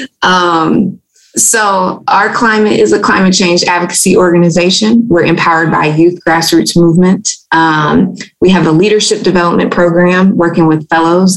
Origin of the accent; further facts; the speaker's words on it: Louisiana, United States; I'm a native Louisianan. Um, I'm a fiance. I'm a mama. Um, I'm a daughter, a student, a leader, um, and a climate scientist, strategist, and advocate. Uh, growing up in Louisiana